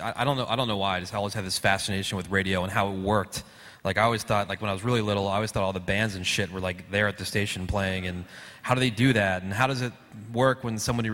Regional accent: New Jersey, United States; I grew up in Jersey

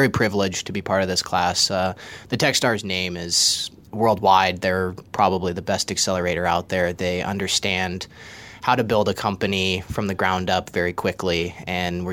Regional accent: South Dakota, United States; moved away; also born or lived in East Coast; So I grew up in South Dakota, ended up coming out to the East Coast

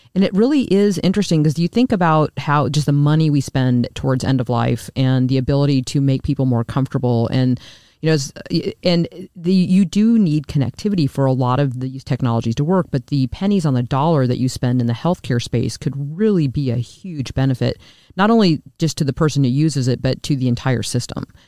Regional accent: Lincoln, Nebraska, United States; I'm from Nebraska I though I'm from Lincoln which I grew up

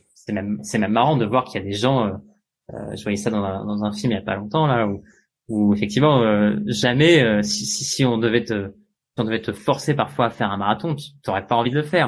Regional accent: France; je suis né en 1987 en France.

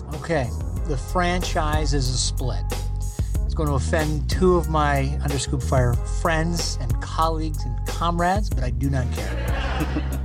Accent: Canada; growing up in Canada

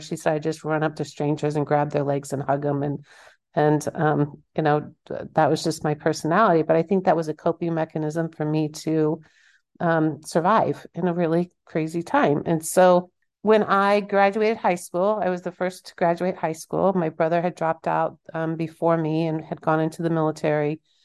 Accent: Kansas, United States; I'm from Kansas

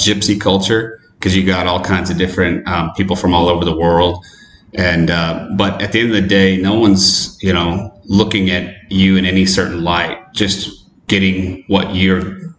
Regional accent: Wyoming, United States; now in Seattle, United States; I'm from Wyoming.

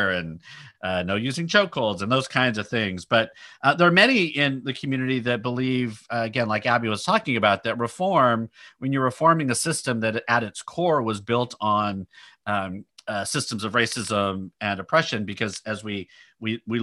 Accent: Sacramento, California, United States; Michelle and I grew up in Sacramento

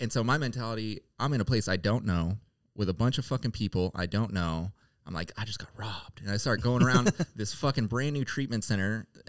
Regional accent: Sacramento, California, United States; I was from Sacramento, you know what I mean? You gotta stay blinged out there, you know?

